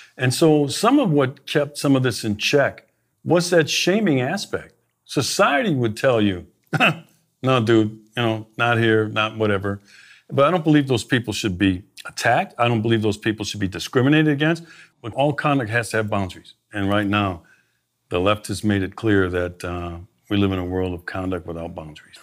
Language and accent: English; Milwaukee, Wisconsin, United States; I grew up in Milwaukee, native